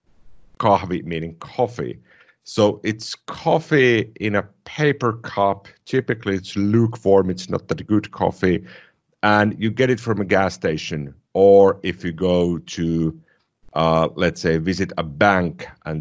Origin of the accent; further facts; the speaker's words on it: Finland; first language Finnish; English is a second language; my native language is Finnish.